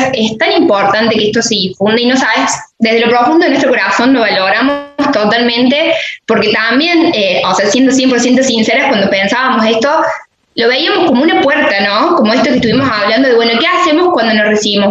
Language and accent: Spanish; La Playosa, Córdoba, Argentina; yo soy de La Playosa